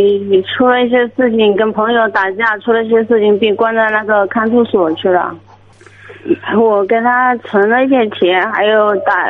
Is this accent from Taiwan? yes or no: no; Hubei, China; now in Wenzhou, China; 我是湖北的。